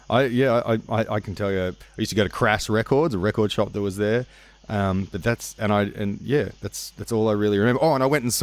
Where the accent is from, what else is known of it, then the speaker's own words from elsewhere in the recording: Sutherland Shire, New South Wales, Australia; In the Sutherland Shire.